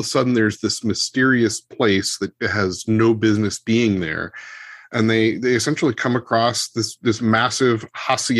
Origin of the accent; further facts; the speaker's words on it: Ireland; as an Irishman